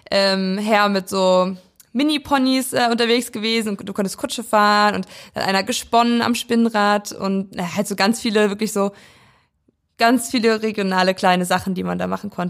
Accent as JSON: {"language": "German", "town": "Weisen", "region": "Brandenburg", "country": "Germany", "said": "aus dem kleinen Dörfchen Weisen. Das liegt in Brandenburg"}